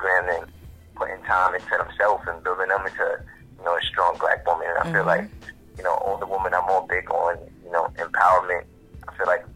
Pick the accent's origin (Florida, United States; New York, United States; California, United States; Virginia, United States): New York, United States; New York City; I'm from Queens. In other words, I'm from Queens Village. Better known as Shadyville